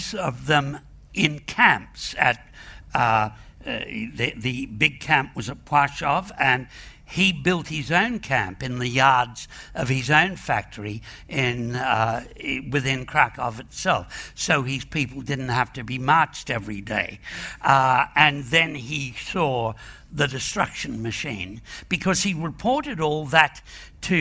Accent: Australia; I'm an Irish Australian hillbilly

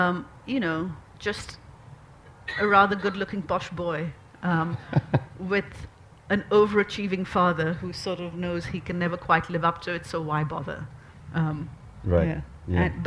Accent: Pakistan; now in United Kingdom; I'm recently a British citizen from Pakistan, Muslim background

